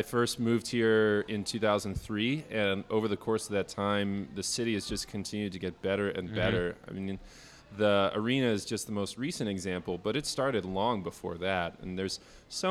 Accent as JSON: {"language": "English", "town": "Kansas City", "country": "United States", "moved": "as an adult", "lives_now": "Milwaukee, United States", "said": "I'm originally from Kansas City, and I came up to Milwaukee to go to school"}